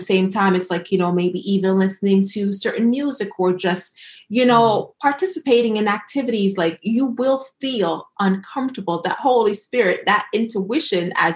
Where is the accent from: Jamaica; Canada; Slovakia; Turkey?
Jamaica; being Jamaican